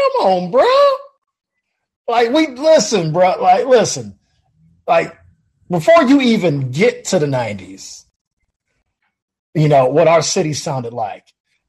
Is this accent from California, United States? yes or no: no; Chicago, Illinois, United States